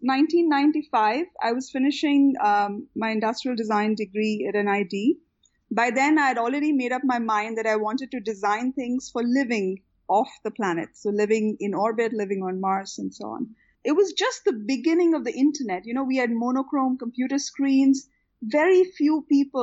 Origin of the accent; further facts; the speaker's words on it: Ahmedabad, Gujarat, India; also born or lived in California / Houston; now in Bangalore, India; I had one of the most fantastic childhoods growing up in Ahmedabad